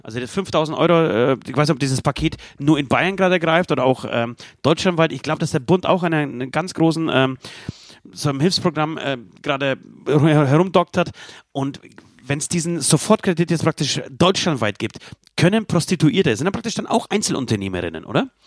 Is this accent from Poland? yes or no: yes; Poland; moved away; mein Heimatland Polen